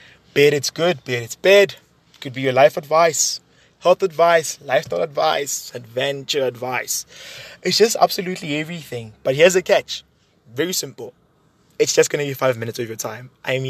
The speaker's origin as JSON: {"language": "English", "town": "Johannesburg", "region": "Gauteng", "country": "South Africa", "tie": "born or raised there", "said": "born and raised in Johannesburg. So I'm a Josie kid."}